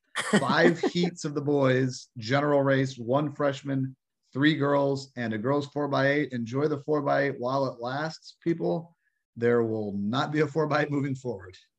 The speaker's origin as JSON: {"language": "English", "town": "Fort Wayne", "region": "Indiana", "country": "United States", "tie": "born or raised there", "said": "I grew up in Fort Wayne"}